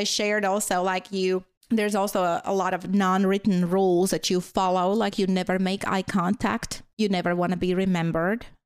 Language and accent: English; Latvia; first language Latvian; English is a second language; moved away as an adult; now in United States; growing up in Latvia, so during the Soviet time